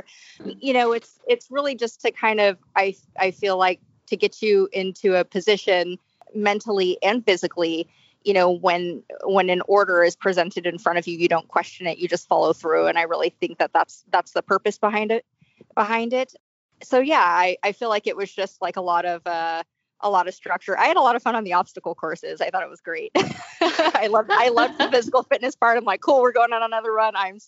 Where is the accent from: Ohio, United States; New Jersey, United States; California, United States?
California, United States; Bay Area; I was born and raised in California in the Bay Area.